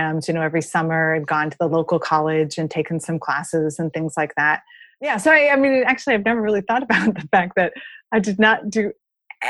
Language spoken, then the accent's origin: English; Florida, United States; moved away as an adult; also born or lived in Colorado Springs; I grew up in Florida